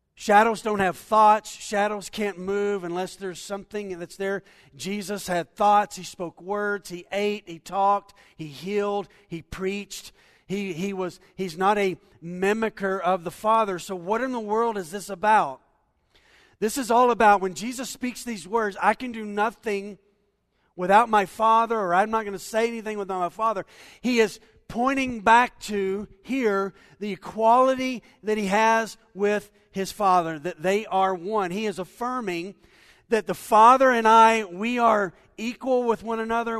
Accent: United States; We're American Christians

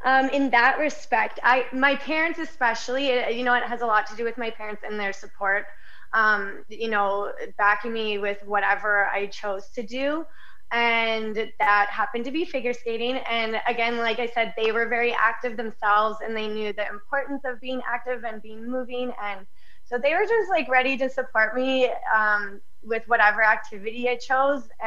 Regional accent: Canada; growing up in Canada, obviously throwing on a pair of skates and getting on the ice was a big part of, you know, being Canadian

